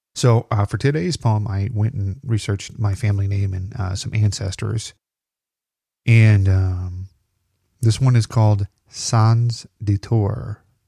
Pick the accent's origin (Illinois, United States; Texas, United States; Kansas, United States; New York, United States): Illinois, United States; I'm from Illinois